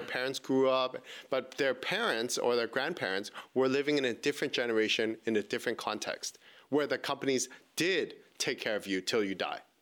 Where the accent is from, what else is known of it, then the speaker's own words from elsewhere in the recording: Vancouver, British Columbia, Canada; born and raised in Vancouver